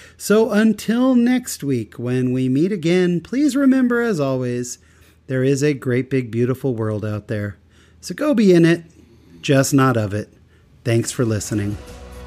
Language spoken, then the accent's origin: English; Utah, United States; I'm from Utah